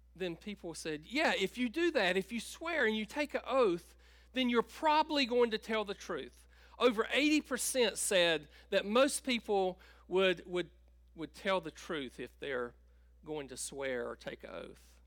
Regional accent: Tabor City, North Carolina, United States; I grew up in Tabor City and grew up on a farm outside of, uh, of Tabor

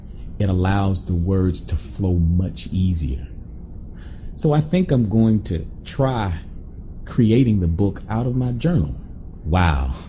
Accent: Florida, United States; also born or lived in Montego Bay, Jamaica; I am from Florida

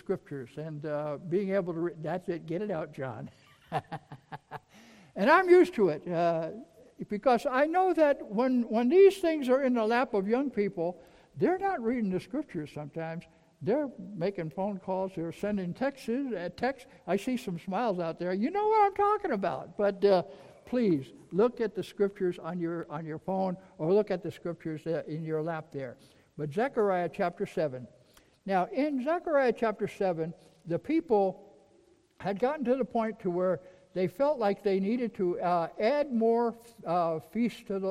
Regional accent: New York, United States; I'm from New York.

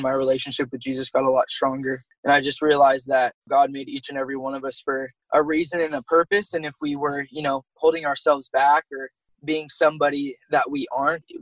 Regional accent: Sacramento, California, United States; moved away as an adult; also born or lived in Oregon; being from Sacramento, because I'm originally from California

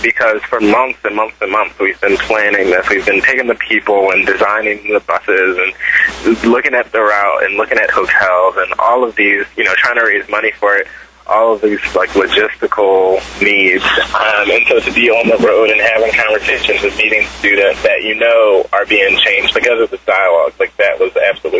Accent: Philadelphia, Pennsylvania, United States; I'm from Philadelphia

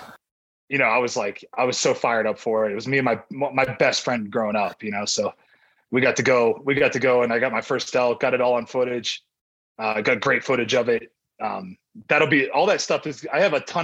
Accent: Ohio, United States; moved away; I grew up in Ohio back east

